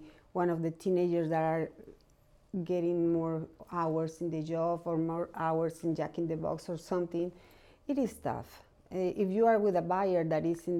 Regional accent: Guadalajara, Jalisco, Mexico; now in Arizona, United States; I am from Guadalajara, Mexico

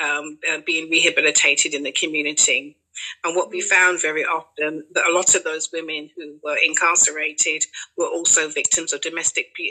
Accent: London, United Kingdom; I grew up in Canning Town to Barbadian parents

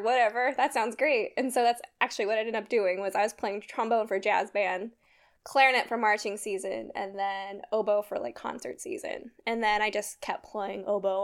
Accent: Sacramento, California, United States; moved away as an adult; I'm originally from California. Both Taylor and I, we are from California's, like, Sacramento area. Um, I did band and all that kind of stuff growing up

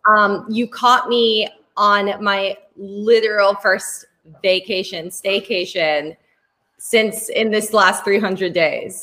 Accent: Spain; I'm from Spain. And growing up in um in like in Spain

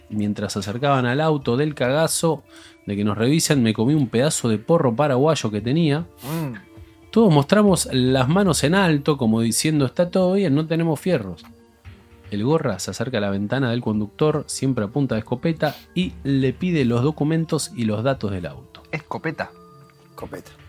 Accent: Campana, Buenos Aires Province, Argentina; soy de Campana.

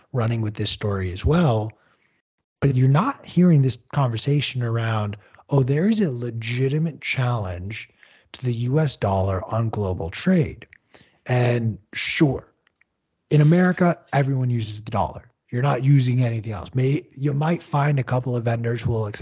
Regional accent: United States; we as in the United States

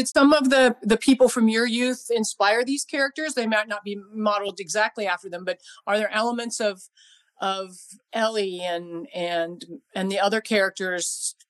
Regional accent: northeast of Columbus, rural Ohio, United States; moved away; So I grew up in rural Ohio

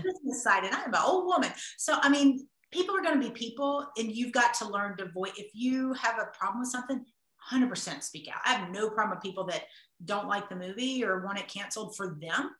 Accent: the South, United States; I'm from the South, I grew up in the South

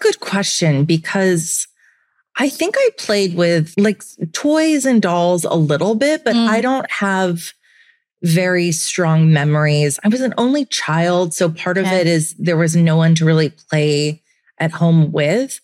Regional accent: Santa Cruz, California, United States; now in New York, United States; I grew up in Santa Cruz, which is a beach town

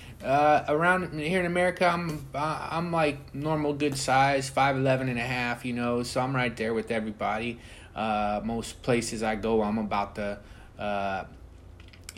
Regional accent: United States; I'm an American guy, through and through

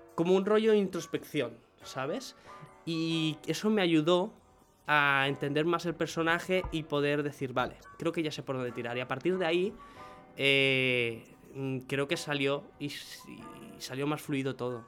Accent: Venezuela; moved away; dije, Venezuela.

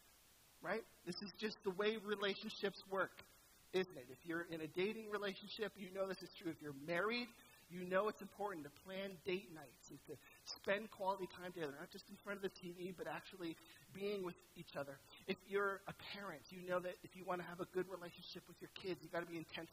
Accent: St. Catharines, Ontario, Canada; I was from St. Catharines, home of Walter Ostenick

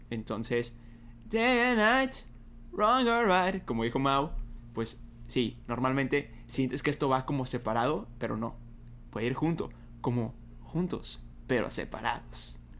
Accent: Monterrey, Nuevo León, Mexico; Soy de Monterrey, más aviso.

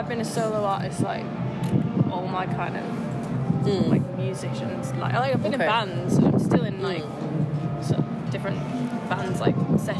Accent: Liverpool, North West England, United Kingdom; now in London, United Kingdom; I'm from Liverpool, but I live in London now.

